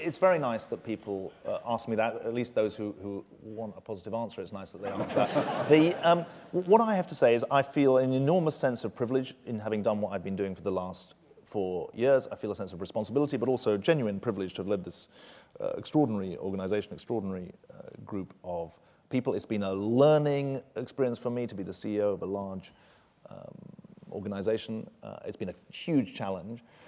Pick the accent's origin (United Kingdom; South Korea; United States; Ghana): United Kingdom; moved away; I'm, uh, as British and patriotically British as I've ever been